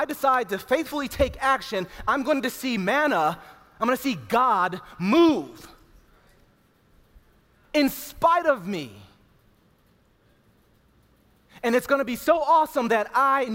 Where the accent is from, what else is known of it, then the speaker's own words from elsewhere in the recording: Cleveland, Ohio, United States; growing up in Cleveland, Ohio